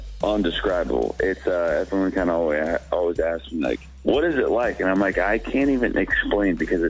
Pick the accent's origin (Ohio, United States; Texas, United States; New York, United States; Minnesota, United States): Texas, United States; Alvarado; also born or lived in Abilene, Texas; I'm from a small town called Alvarado, Texas. We got 3,000 people in my hometown.